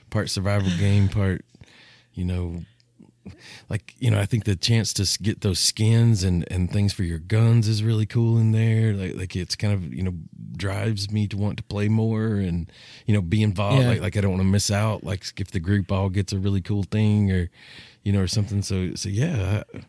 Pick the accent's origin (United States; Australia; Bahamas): United States; I think as an American